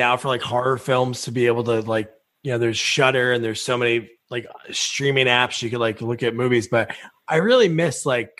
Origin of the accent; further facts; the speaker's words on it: New Jersey, United States; also born or lived in Portland, Oregon; I'm from New Jersey. We're back in New Jersey, but we lived in Portland, Oregon for 3 years.